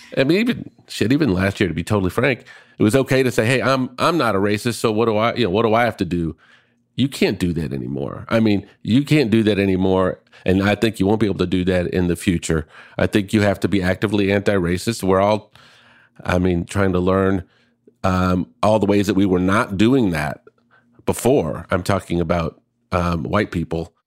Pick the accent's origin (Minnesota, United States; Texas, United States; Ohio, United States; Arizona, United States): Minnesota, United States; Minneapolis; born or raised there